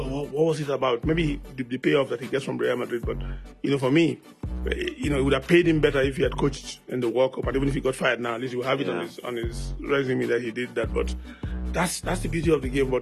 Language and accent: English; Nigeria; I'm Nigerian